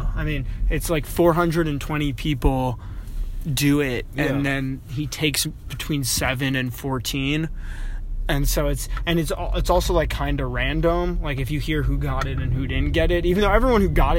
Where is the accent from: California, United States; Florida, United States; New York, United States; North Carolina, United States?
New York, United States; New York City; Oh, I'm from Brooklyn.